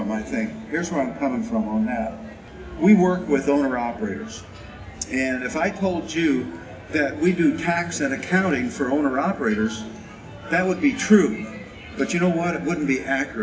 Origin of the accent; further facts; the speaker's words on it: Colorado, United States; I'm from Colorado